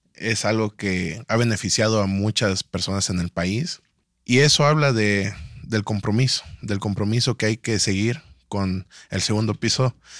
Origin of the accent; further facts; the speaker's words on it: Tuxtla Gutiérrez, Chiapas, Mexico; vengo de Chiapas, de Tuxla Gutiérrez